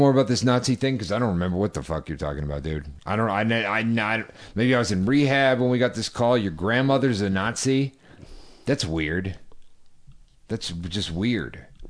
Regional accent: Boston, Massachusetts, United States; I'm from Boston, I'm Irish

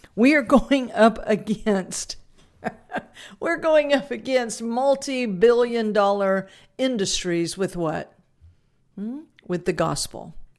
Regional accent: South Louisiana, United States; because I was raised in Louisiana, uh, that, and more South Louisiana than North

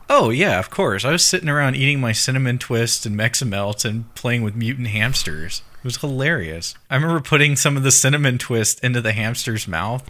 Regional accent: United States; being American

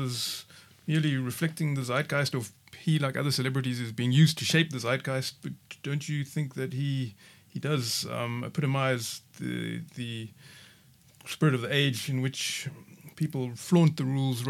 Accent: South Africa; And how are we as South African Christians to understand and respond to such events?

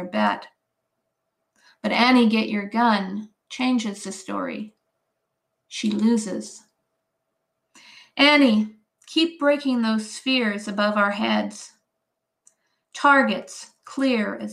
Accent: Edmonton, Alberta, Canada; moved away as an adult; also born or lived in Swift Current, Saskatchewan / Ontario / New Brunswick / Japan; I was born in Swift Current, Saskatchewan, but my father's family goes all the way back to 1891 in Alberta. They were settlers in the Red Deer area. And we moved back to Edmonton, to Edmonton when I was quite young. So I grew up in Edmonton

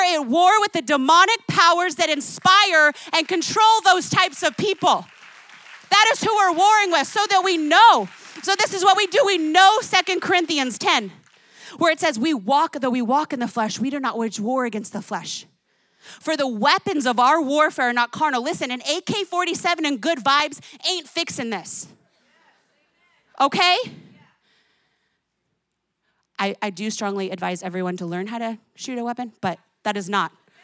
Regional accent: New Jersey, United States; I grew up in New Jersey.

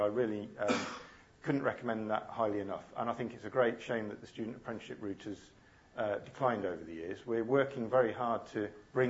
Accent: Coventry, West Midlands, United Kingdom; I grew up in Coventry

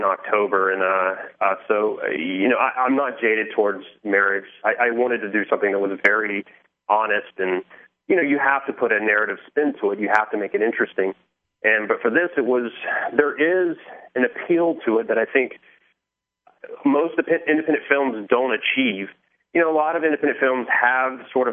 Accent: the South, United States; moved away; I'm from the South originally

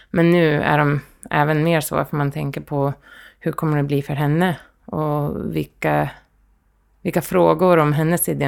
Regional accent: Indianapolis, Indiana, United States; born or raised there; Swedish is a second language; now in Sweden

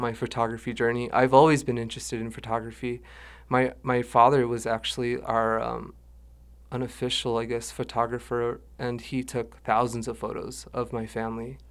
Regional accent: Dulce, New Mexico, United States; also born or lived in Santa Fe, New Mexico / Jemez Pueblo, New Mexico; we moved up to Dulce, where I lived for about twenty-four years.

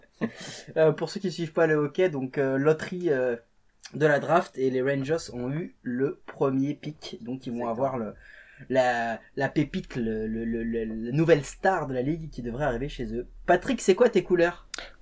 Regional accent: Portugal; en tant que Portugais

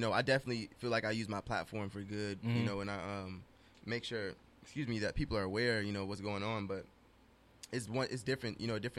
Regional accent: Las Vegas, Nevada, United States; I was born and raised in Vegas.

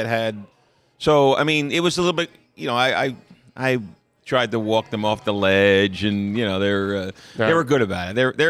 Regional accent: Metropark, New Jersey, United States; moved away; a big train station in New Jersey was right in my hometown. It's called Metro Park.

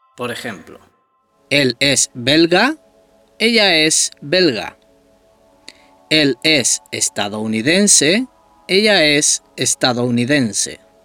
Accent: Tenerife, Canary Islands, Spain; Soy español, soy de Tenerife.

